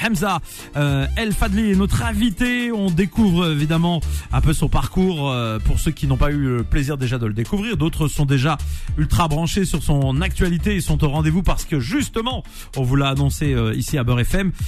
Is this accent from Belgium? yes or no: no; Nantes, Pays de la Loire, France; Moi, je suis de Nantes à l'origine